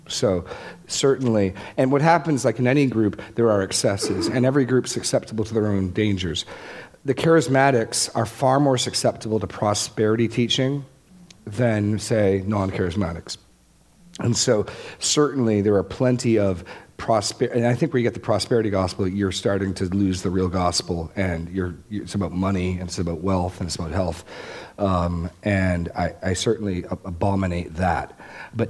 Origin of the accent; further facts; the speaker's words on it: Laconia, New Hampshire, United States; my hometown in New Hampshire